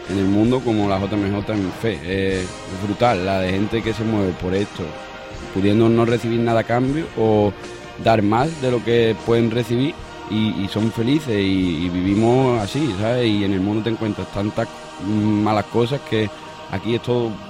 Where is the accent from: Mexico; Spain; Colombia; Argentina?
Spain; Seville, Andalusia; soy de Sevilla y tengo 25 años.